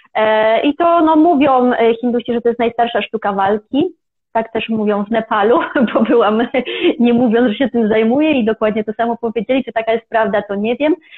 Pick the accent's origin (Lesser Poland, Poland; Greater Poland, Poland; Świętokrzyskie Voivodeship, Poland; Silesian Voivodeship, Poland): Świętokrzyskie Voivodeship, Poland; Kielce; moved away as an adult; also born or lived in Kraków / India; pochodzę z Kielc, więc z Kielc do Krakowa się przeprowadziłam